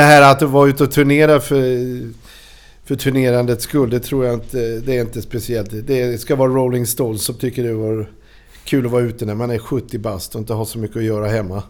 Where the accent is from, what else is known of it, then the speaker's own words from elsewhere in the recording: Norrland / Småland, Sweden; also born or lived in Hestra; Vi flyttade dit ifrån Norrland. Vi är från Norrland från början. Alltså. Mm. Vi flyttade till Småland när jag var åtta år